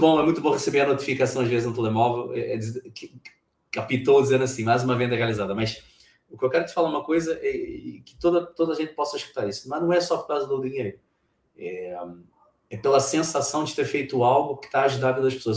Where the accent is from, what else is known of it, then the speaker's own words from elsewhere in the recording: Brazil; moved away as an adult; now in Portugal; no país onde eu nasci, o Brasil